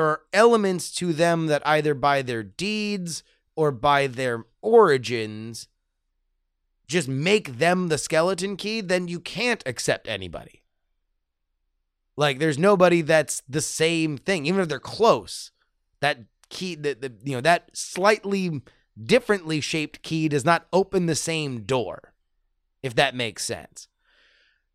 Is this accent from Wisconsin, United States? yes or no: yes; Wisconsin, United States; I was born in Wisconsin and lived there for 25 years, so you could sort of say that I have a degree in Midwestern studies.